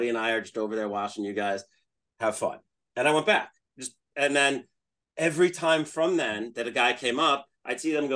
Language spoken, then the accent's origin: English; Northeast, United States; I'm from the Northeast